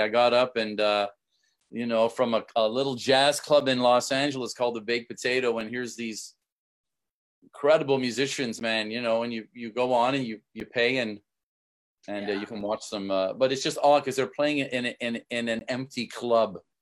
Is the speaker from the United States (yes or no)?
no; Canada; moved away; I'm from Canada originally